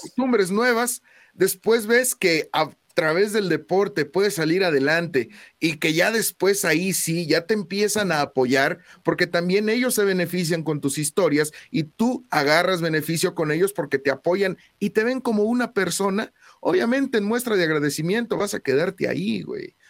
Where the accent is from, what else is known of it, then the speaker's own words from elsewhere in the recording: Mexico; somos mexicanos